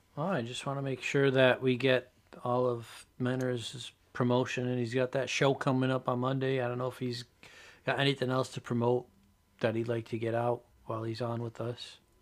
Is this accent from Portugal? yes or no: yes; Portugal; we're, Buddy and I are both Portuguese